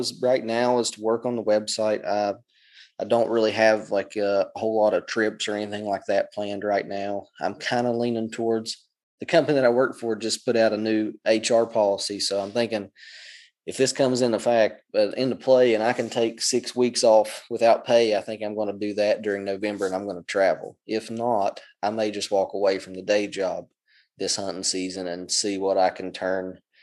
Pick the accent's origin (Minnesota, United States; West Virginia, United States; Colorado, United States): West Virginia, United States; Southern; moved away; I come from Southern West Virginia where you don't have flat ground.